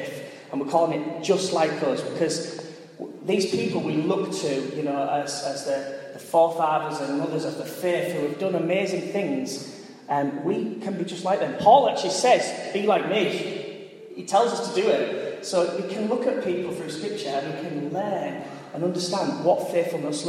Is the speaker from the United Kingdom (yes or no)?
yes; Hull, Yorkshire and the Humber, United Kingdom; moved away as an adult; also born or lived in Coventry; I'm a lad from Hull, and I didn't grow up in a diverse community at all